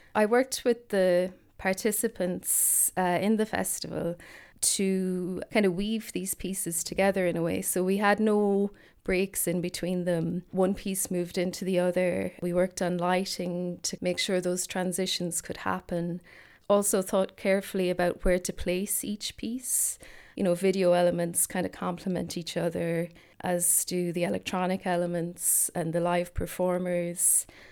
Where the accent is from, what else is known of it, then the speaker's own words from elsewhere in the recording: Ireland; I'm an Irish composer